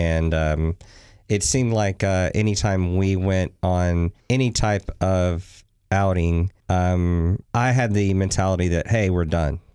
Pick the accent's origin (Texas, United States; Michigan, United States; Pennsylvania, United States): Texas, United States; moved away; also born or lived in New Orleans, Louisiana; Originally born in New Orleans, but spent most of my years in Texas